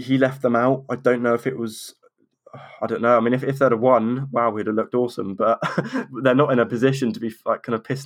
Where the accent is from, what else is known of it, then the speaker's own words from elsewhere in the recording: Norwich, East of England, United Kingdom; I'm from Norwich